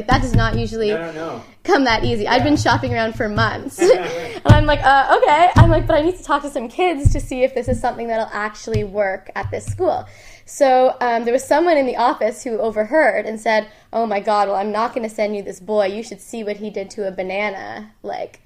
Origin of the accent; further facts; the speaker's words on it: Ottawa, Ontario, Canada; moved away as an adult; also born or lived in Toronto; I'm not from Toronto, mm-hmm. I'm from Ottawa.